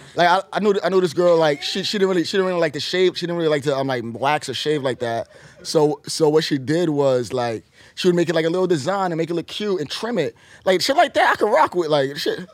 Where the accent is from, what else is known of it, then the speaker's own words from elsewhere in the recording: New York City, New York, United States; I'm from New York